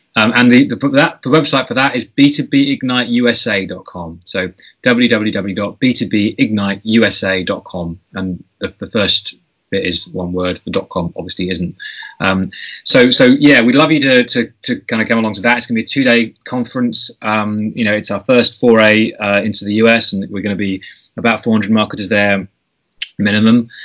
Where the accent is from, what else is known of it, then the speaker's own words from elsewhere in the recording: United Kingdom; I'm being typically British